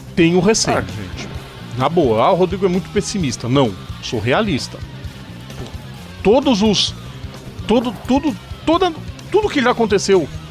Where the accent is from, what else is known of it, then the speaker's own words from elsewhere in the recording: Brazil; a gente é brasileiro